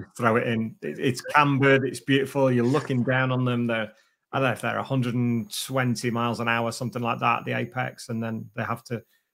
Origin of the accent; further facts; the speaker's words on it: United Kingdom; it's only 45 minutes from my hometown.